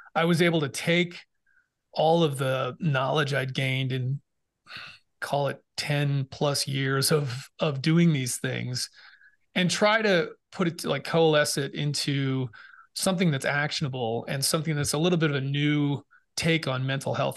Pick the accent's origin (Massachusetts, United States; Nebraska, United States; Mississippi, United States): Massachusetts, United States; moved away as an adult; also born or lived in Boston / England; I grew up in Massachusetts